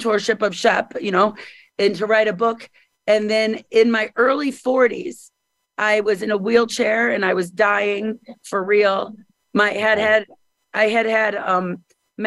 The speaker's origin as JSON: {"language": "English", "region": "Missouri", "country": "United States", "also_born_or_lived": "Hollywood, California", "moved": "as an adult"}